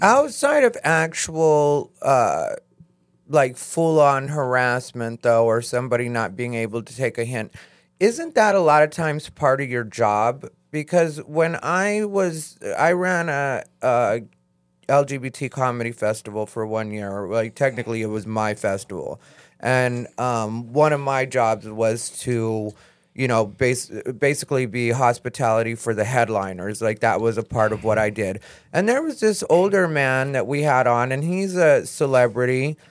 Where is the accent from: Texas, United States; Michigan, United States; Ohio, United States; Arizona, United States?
Arizona, United States; I'm from Arizona